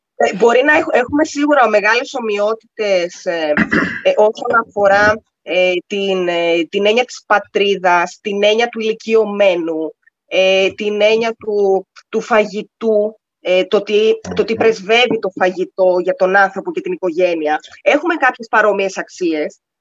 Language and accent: Greek; Greece; now in United Arab Emirates; ως Ελληνίδα